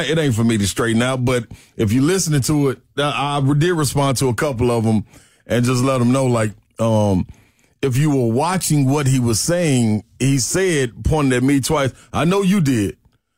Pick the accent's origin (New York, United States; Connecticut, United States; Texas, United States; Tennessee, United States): Tennessee, United States; Nashville; Nashville kid